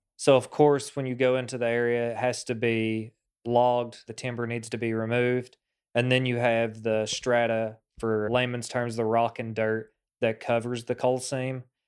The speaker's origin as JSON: {"language": "English", "area": "Appalachia", "region": "eastern Kentucky", "country": "United States", "tie": "born or raised there", "said": "We grew up with water contamination issues"}